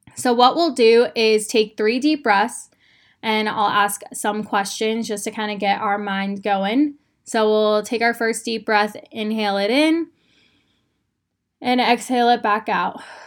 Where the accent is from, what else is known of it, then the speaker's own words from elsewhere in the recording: Phoenix, Arizona, United States; moved away as an adult; now in Austin, United States; I grew up in Phoenix, Arizona. I had been there my entire life.